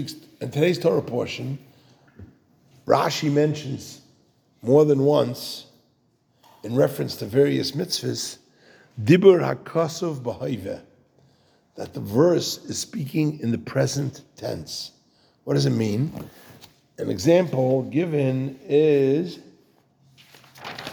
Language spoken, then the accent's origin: English; United States; today we live in America. We're Americans